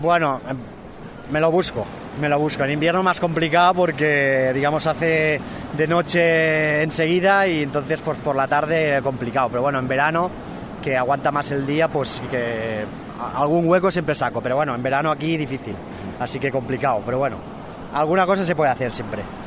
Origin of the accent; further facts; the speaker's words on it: Segur de Calafell, Catalonia, Spain; De Segur de Calafey